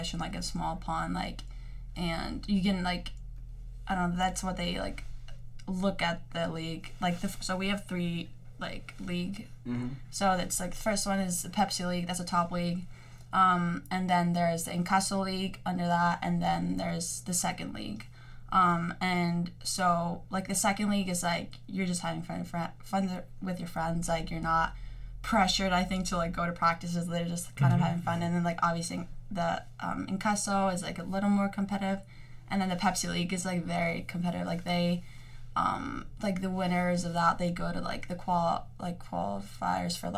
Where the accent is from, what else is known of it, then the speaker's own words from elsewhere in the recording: Iceland; moved away as an adult; now in United States; growing up in Iceland